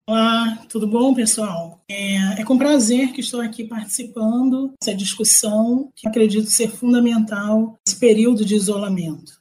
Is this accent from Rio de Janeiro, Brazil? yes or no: yes; Rio de Janeiro, Brazil; accent: carioca; moved away as an adult; now in Teresina, Brazil; eu moro em Teresina, no Piauí, mas eu sou carioca. Meu sotaque talvez revele isso. Eu sou carioca da favela, do complexo do, do alemão. Nasci e fui criada nesse complexo.